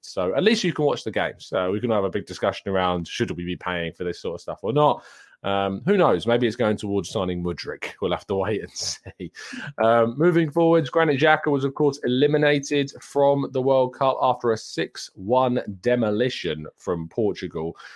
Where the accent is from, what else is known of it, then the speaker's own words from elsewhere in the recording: United Kingdom; I'm a British